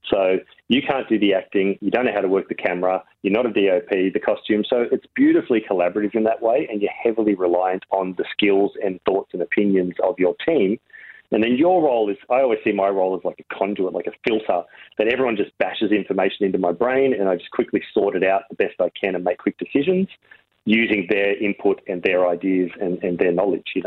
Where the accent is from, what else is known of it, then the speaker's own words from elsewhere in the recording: Uranquinty, New South Wales, Australia; Like I grew up in Uranquinty where there's like one fish and chip shop that had one wall of VHS videos.